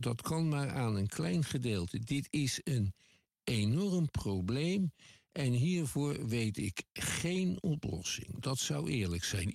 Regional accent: Netherlands; Ik kom uit Nederland, dat is een klein land

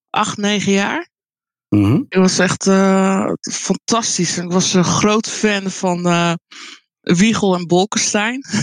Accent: Colombia; now in Netherlands; Nee, het is in ehm, Zuid-Amerika, Colombia, waar ik vandaan kom, is het ehm, heel gebruikelijk. Hier in Nederland is het weinig voorkomend, eigenlijk heel uniek.

